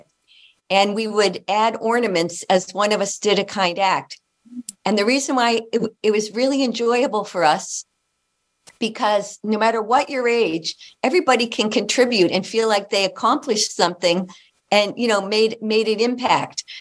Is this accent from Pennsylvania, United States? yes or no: yes; Hazleton, Pennsylvania, United States; moved away as an adult; also born or lived in Toronto, Canada; I'm originally from Northeastern Pennsylvania, the Hazleton, Pennsylvania. And I grew up there